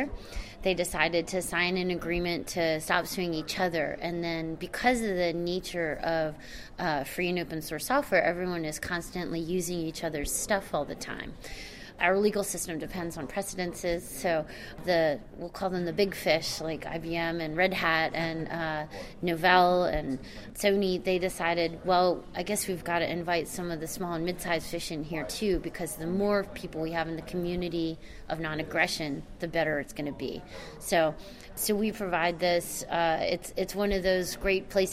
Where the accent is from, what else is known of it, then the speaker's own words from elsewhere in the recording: Maryland, United States; now in Cambridge, United States; I live in Cambridge, Massachusetts, although I'm originally from Maryland, so I don't have that accent